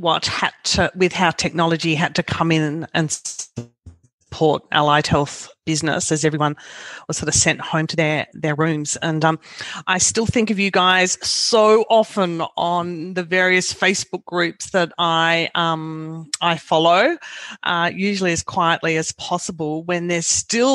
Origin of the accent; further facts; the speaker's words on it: Australia; As an Australian and as a business coach